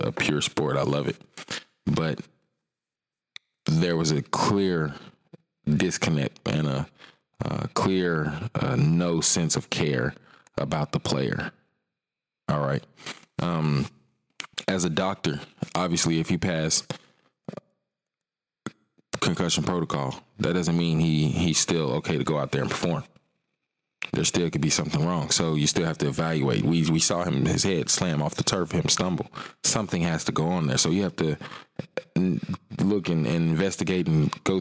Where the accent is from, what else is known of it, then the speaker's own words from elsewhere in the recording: Atlanta, Georgia, United States; also born or lived in South Fulton, Georgia; I live in South Fulton, but I was born in Atlanta